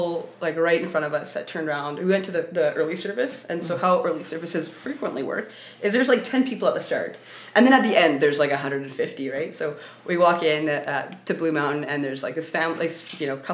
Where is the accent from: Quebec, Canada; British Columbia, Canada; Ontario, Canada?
British Columbia, Canada; Vancouver; I grew up in Vancouver